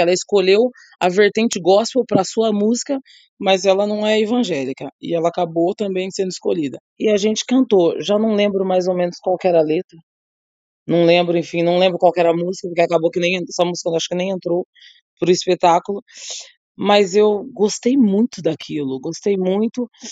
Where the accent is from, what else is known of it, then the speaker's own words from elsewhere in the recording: Brazil; moved away; no Brasil, no meu país, no lugar onde eu nasci